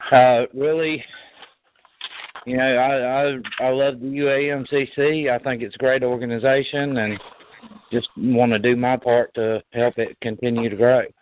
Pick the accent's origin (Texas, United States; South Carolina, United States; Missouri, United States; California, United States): South Carolina, United States; Greenville-Spartanburg area; moved away; also born or lived in Northeast Georgia; I was born and raised in uh, the Greenville Spartanburg area where Pat's business is located, uh, which is about 200 miles from where I am now. Uh, my mom's from Northeast Georgia, just outside of uh, Chattanooga, Tennessee.